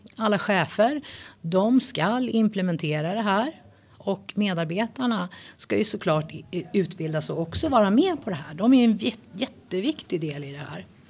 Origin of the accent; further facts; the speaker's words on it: Sweden; född och uppväxt i Sverige